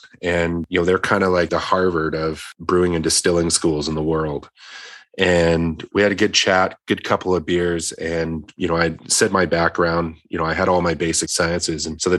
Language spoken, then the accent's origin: English; Edmonton, Alberta, Canada; born there; So Alberta, you know, there was Alberta. I was born in Edmonton and had gone back and forth.